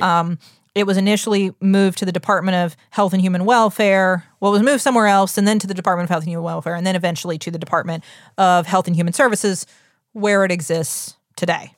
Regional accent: United States; We're the American public

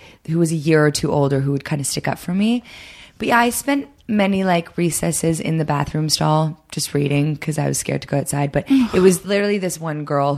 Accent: Toronto, Ontario, Canada; moved away; also born or lived in Sweden; my brother and I, we grew up in Toronto.

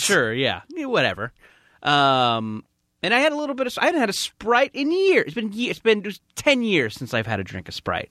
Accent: Orange County, California, United States; I don't remember a lot of my hometown

